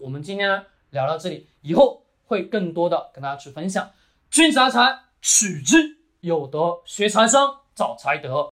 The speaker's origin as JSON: {"language": "Chinese", "country": "China", "said": "我们中国人的骨子里面也有一个思想"}